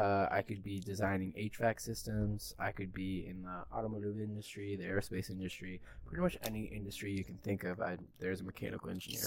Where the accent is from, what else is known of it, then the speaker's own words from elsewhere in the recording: Tacoma, Washington, United States; also born or lived in Puyallup, Washington / Lakewood, Washington; I was born in Puyallup, Washington, grew up in Tacoma, started schooling at Idlewild Elementary in Lakewood, Washington.